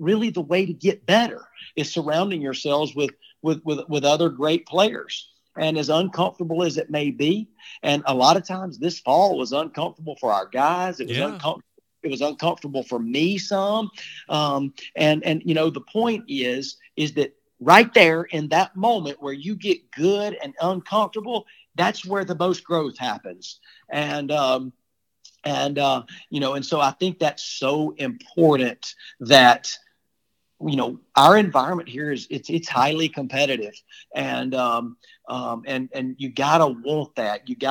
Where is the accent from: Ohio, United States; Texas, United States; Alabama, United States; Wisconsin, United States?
Alabama, United States; Childersburg; moved away as an adult; now in Nashville, United States; I'm from Childersburg, Alabama